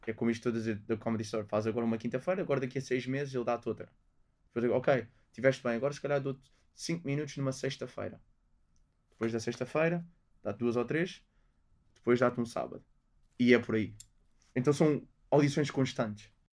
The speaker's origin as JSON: {"language": "Portuguese", "country": "Portugal", "tie": "born or raised there", "also_born_or_lived": "London", "moved": "as an adult", "said": "isto é o meu país, isto é onde eu cresci"}